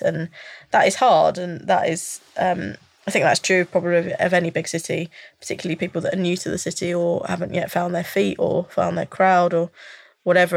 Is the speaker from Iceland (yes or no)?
no; London, United Kingdom; I've born and raised North, North London, and I've always lived North, Northeast.